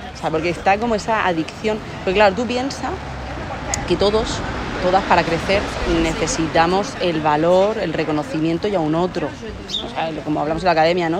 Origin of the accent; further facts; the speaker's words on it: Torrevieja, Valencian Community, Spain; moved away as an adult; also born or lived in Murcia; Pues yo soy de Alicante, como se nota por mi acento, que no soy de aquí, soy de la playita, de Alicante, de Torrevieja